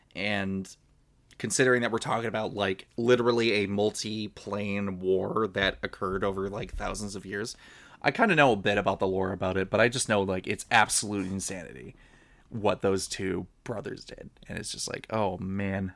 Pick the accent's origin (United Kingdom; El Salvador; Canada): Canada; I'm Canadian.